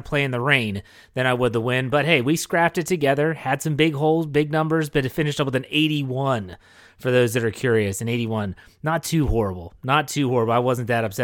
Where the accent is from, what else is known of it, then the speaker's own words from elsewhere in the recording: Wheeling, West Virginia, United States; moved away; I traveled back to my hometown of Wheeling, West Virginia